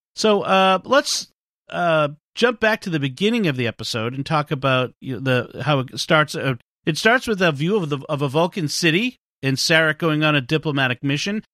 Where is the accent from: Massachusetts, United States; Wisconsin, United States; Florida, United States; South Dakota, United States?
Massachusetts, United States; Boston area; I don't actually live in Boston, but if I'm on the other side of the galaxy and someone asks where I'm from, I say I'm from Boston.